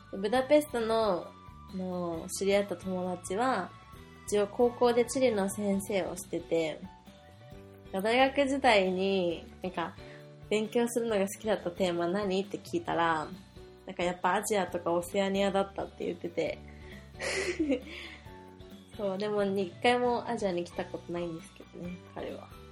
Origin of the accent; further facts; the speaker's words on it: Japan